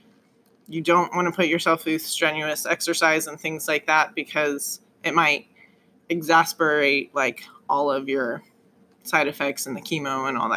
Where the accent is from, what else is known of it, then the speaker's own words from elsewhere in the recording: Colorado, United States; moved away as an adult; now in Indiana, United States; I'm from Colorado originally